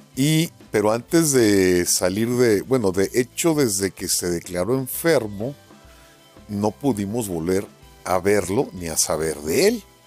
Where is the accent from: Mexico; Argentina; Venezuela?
Mexico; aquí hay mexicanos